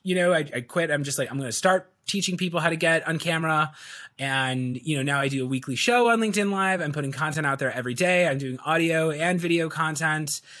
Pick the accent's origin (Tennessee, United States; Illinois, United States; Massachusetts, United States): Illinois, United States; Chicago; I was born and raised in Chicago, so I am, I'm a Chicagoan through and through